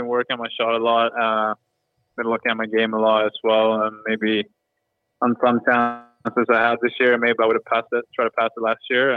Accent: Sweden; English is a second language; moved away as an adult; also born or lived in Kramfors / Manchester; now in Los Angeles, United States; Growing up in Sweden

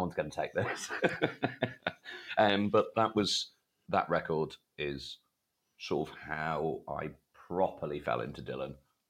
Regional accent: Leeds, Yorkshire and the Humber, United Kingdom; born there; moved away; also born or lived in Sri Lanka / Denmark / Egypt / Malawi; So I was born in Leeds, and then I think it was Sri Lanka, Denmark, Egypt, Malawi, Zimbabwe, the Philippines, and then Bangladesh.

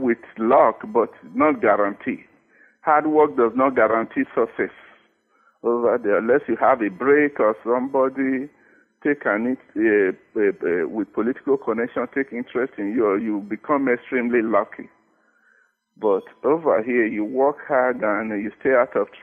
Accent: Nigeria; moved away as an adult; now in United States; I grew up in Nigeria.

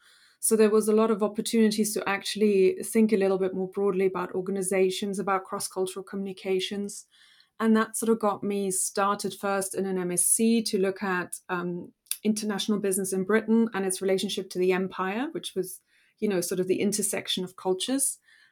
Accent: Germany; born there; English is a second language; I was in Germany at the time. I was born in Germany, and a lot of the history was obviously around the Nazi period.

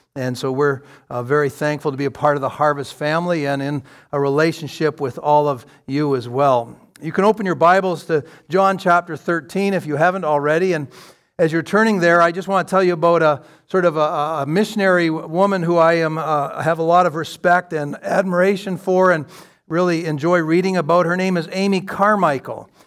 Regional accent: London, Ontario, Canada; I'm from London, Ontario

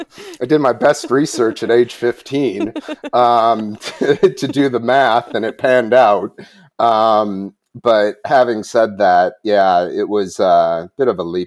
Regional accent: Wisconsin, United States; born or raised there

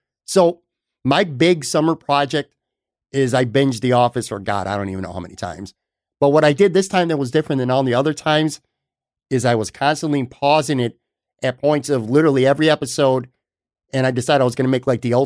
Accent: Buffalo, New York, United States; I grew up on the West Side, and I would take a ride to Hurdle in Delaware

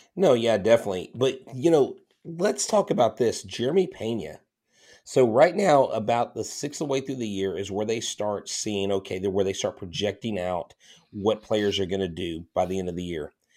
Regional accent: Texas, United States; I'm from Texas

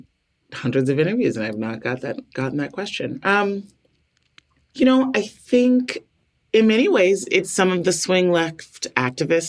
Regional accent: Chicago, Illinois, United States; I was born on the South Side of Chicago.

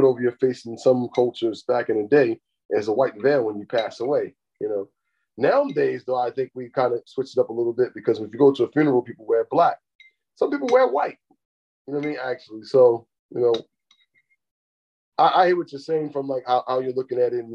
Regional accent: United States; also born or lived in West Side; I'm brown skin and I'm American

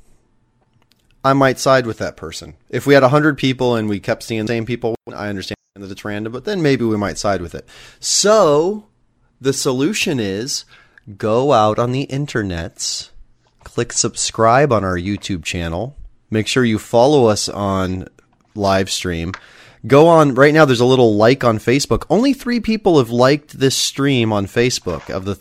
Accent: Nebraska, United States; now in Los Angeles, United States; I'm from Nebraska

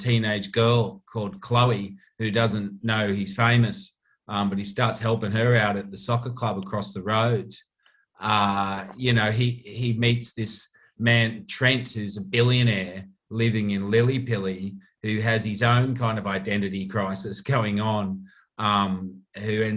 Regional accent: the Shire, New South Wales, Australia; I'm from the Shire, and a lot of my best mates are from the Shire

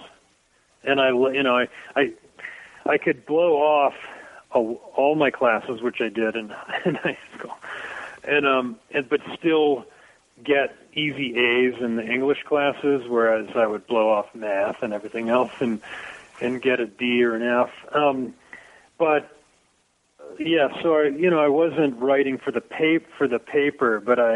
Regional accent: Dayton, Ohio, United States; moved away; I grew up right on the whole area of Brown Street

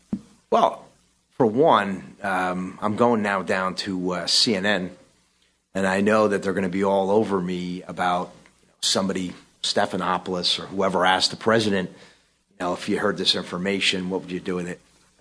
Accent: New York City, New York, United States; I love New York and I consider myself at my heart. You know, I'm a New Yorker.

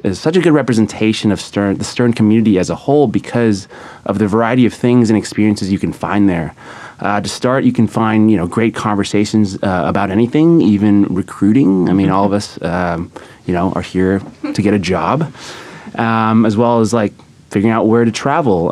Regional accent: San Diego, California, United States; now in New York, United States; I'm from San Diego, California

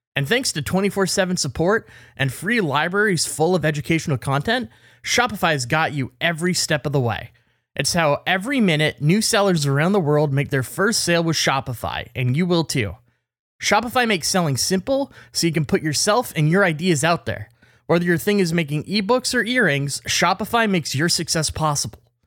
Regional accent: Canada; as a Canadian

